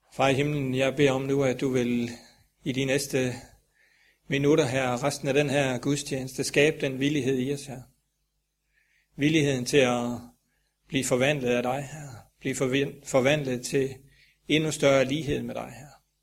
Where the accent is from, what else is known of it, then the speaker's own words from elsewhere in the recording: Grindsted, Southern Denmark, Denmark; moved away; oppe i Billund, Grindsted, hvor jeg kommer fra